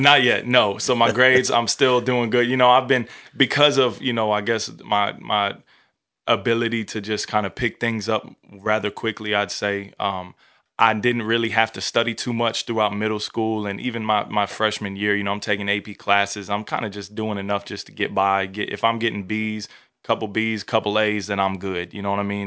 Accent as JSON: {"language": "English", "town": "Newport News", "region": "Virginia", "country": "United States", "tie": "born or raised there", "moved": "yes", "lives_now": "Texas, United States", "said": "born and raised in Newport News, Virginia, all the way on the East Coast"}